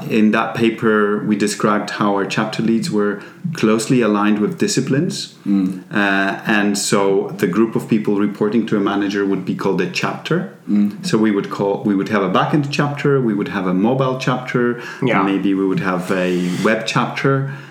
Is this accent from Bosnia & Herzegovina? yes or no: no; Poland; English is a second language; moved away as an adult; also born or lived in England; now in Sweden; I come from Poland, uh, but I've not lived in Poland for quite a while now.